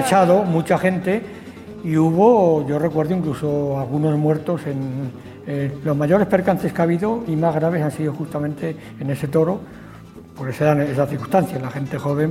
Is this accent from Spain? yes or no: yes; Spain; yo, que soy nacido ahí, justamente en Santa Clara, al final cerca del campo de fútbol